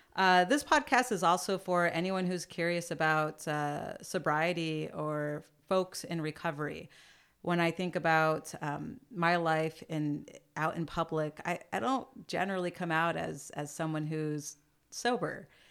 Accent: San Jose, California, United States; also born or lived in San Francisco; I am, uh, born and raised in the Bay Area.

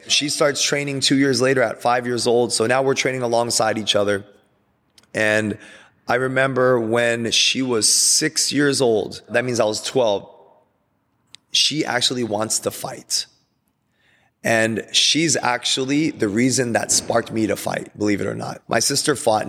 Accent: Glendora, California, United States; We're driving from Glendora, city of Glendora

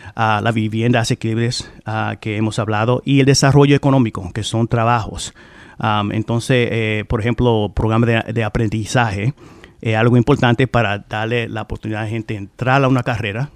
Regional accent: Providence, Rhode Island, United States; yo soy hijo de Providence, no nací aquí, llegué aquí a los nueve años

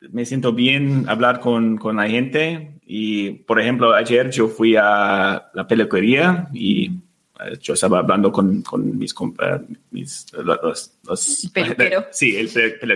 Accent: California, United States; Spanish is a second language; also born or lived in Argentina / Mexico; now in Spain; y ahora vivimos en España, pero hemos vivido en Argentina y México y yo crecí en los Estados Unidos, en muchos estados. Eh, pasé mucho tiempo en California, por ejemplo.

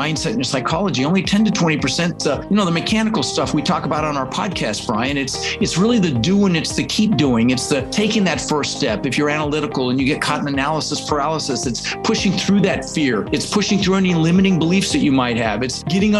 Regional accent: Denver, Colorado, United States; English is a second language; also born or lived in Netherlands; I immigrated to this country when I was 6 years old. I was born in the Netherlands, you know, think wooden shoes and windmills, Holland. And we ended up in Denver, Colorado

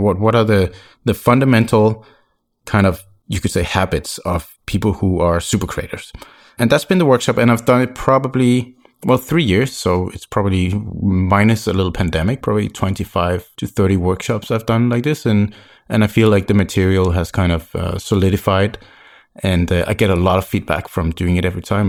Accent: Copenhagen, Capital Region of Denmark, Denmark; moved away as an adult; also born or lived in French Caribbean; I'm originally from Copenhagen, Denmark, but I lived in Sandborg in the French Caribbean for five years.

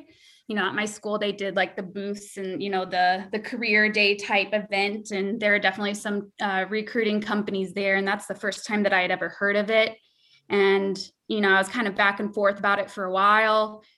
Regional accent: Illinois, United States; moved away as an adult; also born or lived in Nebraska; I grew up most of my life in Illinois, and I went to PT school in Nebraska.

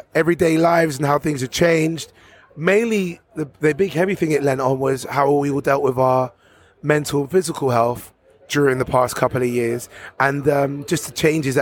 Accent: London, United Kingdom; moved away as an adult; also born or lived in Harrow; now in Bedfordshire, United Kingdom; Wembley has been my upbringing. I'm a Londoner through Northwest London

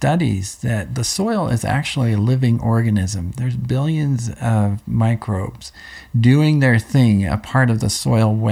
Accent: Pennsylvania, United States; I grew up in Pennsylvania, and we had a church farm where we grew tomatoes for Del Monte

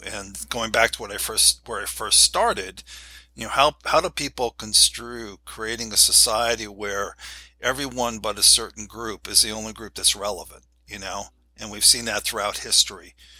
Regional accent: New York City, New York, United States; moved away; also born or lived in Akron, Ohio; I was born in New York, New York City

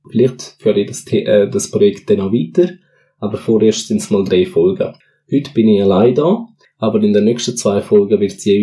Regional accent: Switzerland; Also meine Eltern sind beide Portugiesen und wohnen hier in der Schweiz seit über 20 Jahren. Und ich bin dementsprechend auch da in der Schweiz schon geboren und aufgewachsen.

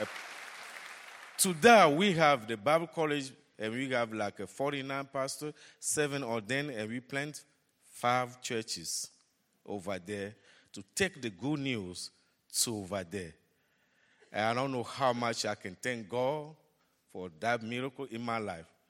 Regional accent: Togo; moved away as an adult; now in Dallas, United States; Togo, Africa, my hometown

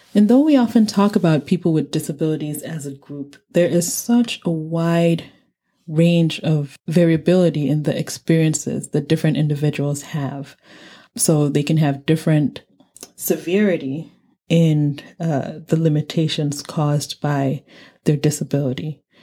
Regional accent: Nigeria; moved away; I said I was from Nigeria.

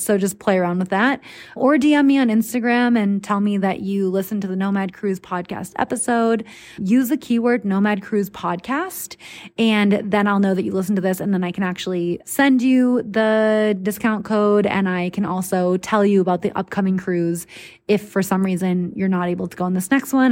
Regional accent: United States; the obnoxiously friendly Americans like myself

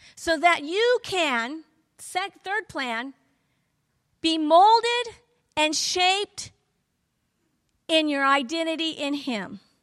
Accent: the South, United States; I'm from the South

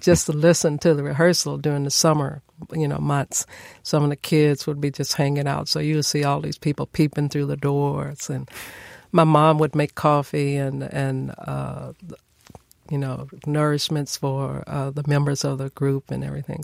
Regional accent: Nashville, Tennessee, United States; I was born and raised here in Nashville, Tennessee

